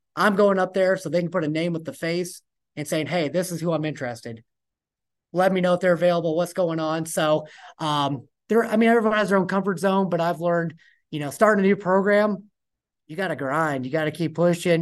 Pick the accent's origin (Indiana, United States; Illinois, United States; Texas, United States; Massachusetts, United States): Indiana, United States; Fort Wayne; moved away; I'm actually from Fort Wayne, Indiana